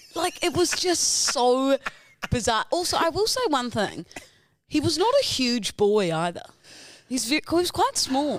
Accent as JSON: {"language": "English", "country": "New Zealand", "accent": "Kiwi", "said": "my Kiwi accent"}